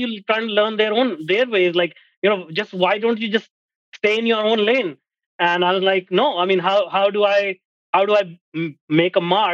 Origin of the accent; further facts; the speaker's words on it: India; moved away as an adult; now in Canada; I'm an Indian.